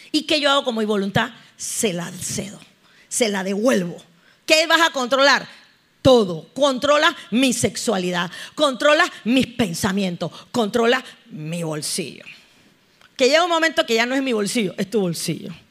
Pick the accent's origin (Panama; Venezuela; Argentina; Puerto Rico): Panama; Cómo estamos los panameños